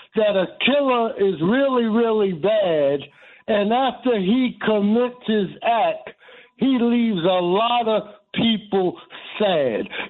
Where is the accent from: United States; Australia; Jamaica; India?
United States; New York City, New York; now in Newark, United States; I'm from Harlem. I'm 63 years old.